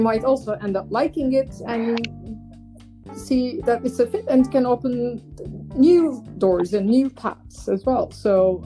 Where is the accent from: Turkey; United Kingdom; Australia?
Turkey; moved away as an adult; now in Amsterdam, Netherlands; my home country in Turkey